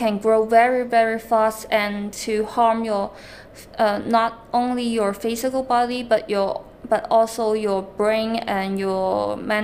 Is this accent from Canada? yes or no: no; China; now in London, United Kingdom; I am an outsider from China, when I come into London